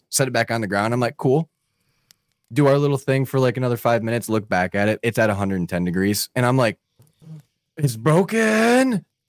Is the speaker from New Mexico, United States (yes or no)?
no; Michigan, United States; now in Florida, United States; I'm from Michigan.